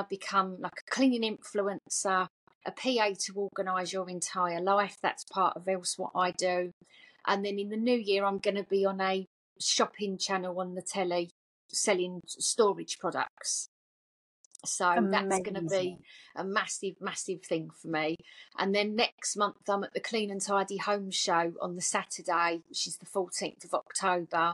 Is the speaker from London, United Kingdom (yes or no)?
no; Essex, East of England, United Kingdom; I'm obviously from Essex, as you can hear in the voice.